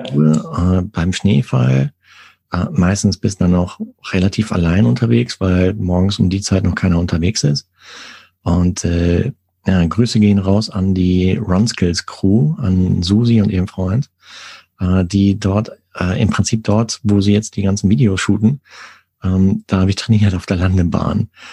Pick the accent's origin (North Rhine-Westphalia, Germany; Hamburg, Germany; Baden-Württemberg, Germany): North Rhine-Westphalia, Germany; Sauerland; ich komme aus Nordrhein-Westfalen